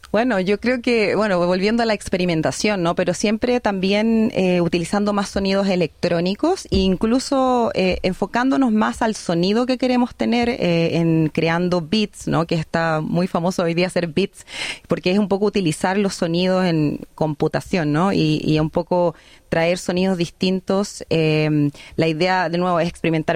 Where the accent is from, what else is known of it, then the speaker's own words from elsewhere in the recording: Chile; moved away as an adult; now in Australia; soy una artista chilena, pero que vive en, un país de habla inglesa